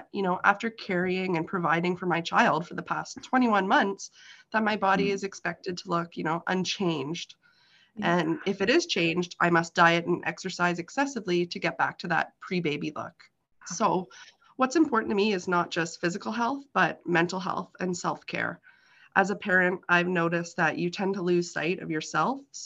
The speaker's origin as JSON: {"language": "English", "town": "Kawartha Lakes", "region": "Ontario", "country": "Canada", "tie": "born or raised there", "said": "I was born and raised here in the Kawartha Lakes."}